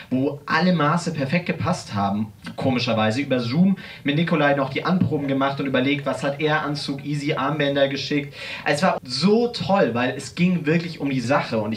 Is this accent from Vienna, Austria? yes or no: yes; Vienna, Austria; now in Hannover, Germany; Ja, wieder Marcel komme ich aus Wien. Und wieder Marcel äh, bin ich tatsächlich auch in Hannover am, am äh, Schauspiel Hannover engagiert.